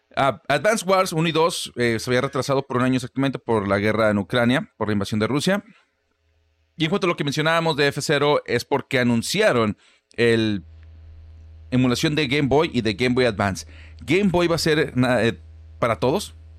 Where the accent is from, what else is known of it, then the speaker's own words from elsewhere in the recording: Guanajuato, Mexico; now in Monterrey, Mexico; ninguno de los dos es originario de Monterrey, yo soy de Guanajuato